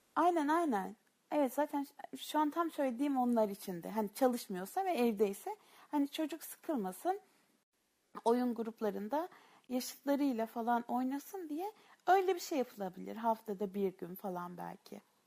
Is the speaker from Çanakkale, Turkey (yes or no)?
no; Samsun, Turkey; moved away; bak ben Samsunluyum Meral Hanım, Samsunluyum